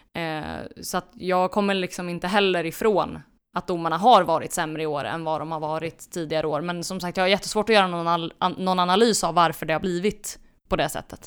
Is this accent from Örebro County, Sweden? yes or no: yes; Örebro, Örebro County, Sweden; jag är örebroare